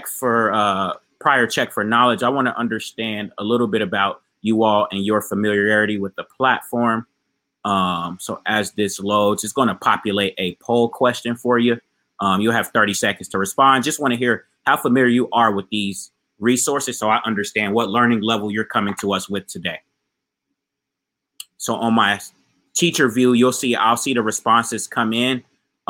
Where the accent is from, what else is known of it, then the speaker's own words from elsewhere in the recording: Ohio, United States; now in South Florida, United States; I'm actually in my home state of Ohio right now